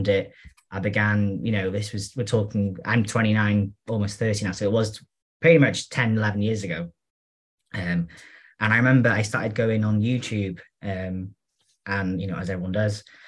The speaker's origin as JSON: {"language": "English", "region": "North Wales", "country": "United Kingdom", "said": "I'm from North Wales, so I'm from a very rural area with sheep"}